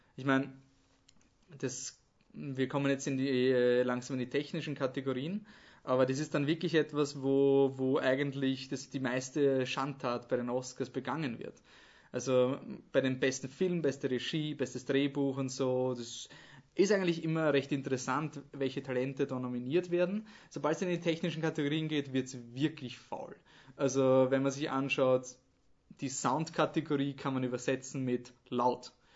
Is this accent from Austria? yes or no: yes; Austria; als Österreicher